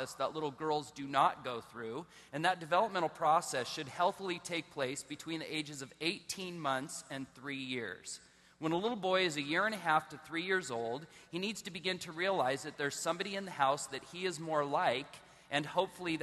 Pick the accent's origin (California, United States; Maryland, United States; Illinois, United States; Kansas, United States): California, United States; Southern; I was born in Southern California. I was raised in a Christian home